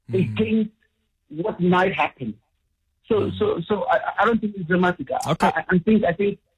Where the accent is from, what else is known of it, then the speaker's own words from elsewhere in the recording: Gauteng, South Africa; also born or lived in Bedfordview; I identify as Nigerian as much as identify as South African. I mean, I've lived here all my life.